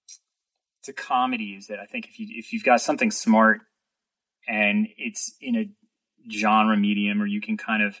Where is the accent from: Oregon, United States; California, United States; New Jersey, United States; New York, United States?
New York, United States; New York City; moved away as an adult; now in Los Angeles, United States; the skateboarding videos I had all watched while I was growing up in New York City